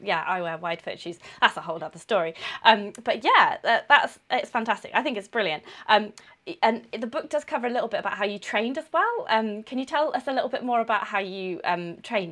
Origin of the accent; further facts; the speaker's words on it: Coventry, West Midlands, United Kingdom; moved away; I'm from Coventry, so Anna stayed with my parents